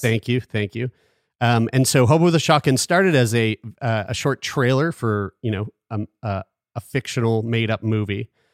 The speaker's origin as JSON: {"language": "English", "town": "Halifax", "region": "Nova Scotia", "country": "Canada", "tie": "born or raised there"}